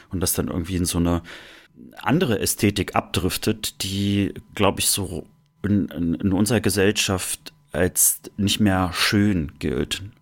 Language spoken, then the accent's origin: German; Germany; ich habe ja meine Kindheit meistens im Sommer in der Sowjetunion verbracht, irgendwie so drei Monate und äh, dort war ich immer das blasse Kind aus der DDR.